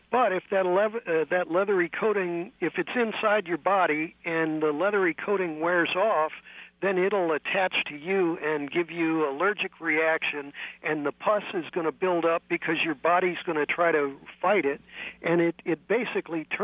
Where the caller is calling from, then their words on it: San Francisco, California, United States; Oh, well, I'm calling you from almost foggy San Francisco